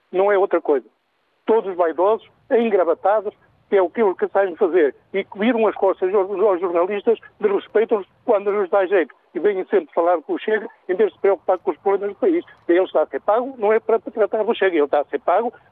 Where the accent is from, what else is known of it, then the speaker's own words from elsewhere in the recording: Portugal; eu sou português